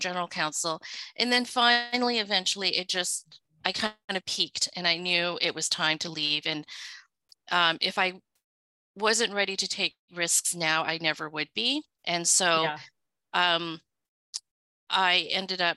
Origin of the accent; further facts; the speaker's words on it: Vancouver, British Columbia, Canada; English is a second language; also born or lived in Hong Kong; I so basically was raised in Vancouver and did all my schooling, including elementary school, high school, and actually both of my university degrees in Vancouver.